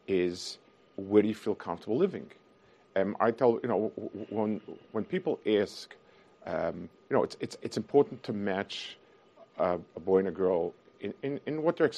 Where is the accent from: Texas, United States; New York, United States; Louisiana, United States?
New York, United States; New York City; I grew up in Lower East Side